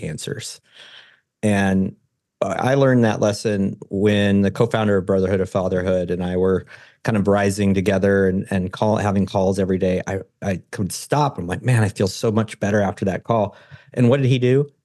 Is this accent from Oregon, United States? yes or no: yes; Oregon, United States; I'm from Oregon and it's old growth forest.